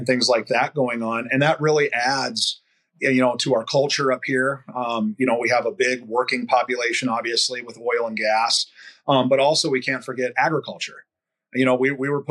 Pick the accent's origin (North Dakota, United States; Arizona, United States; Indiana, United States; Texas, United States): North Dakota, United States; Williston; I'm a fifth generation North Dakotan. I was born here in Williston, North Dakota